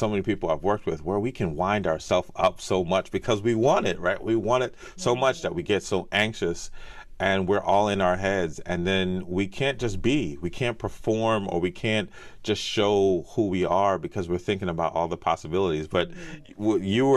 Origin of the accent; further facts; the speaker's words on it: United States; I was born in the States